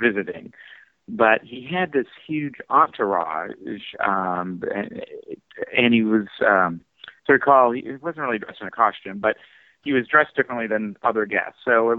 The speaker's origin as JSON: {"language": "English", "country": "Canada", "said": "Being a Canadian, there."}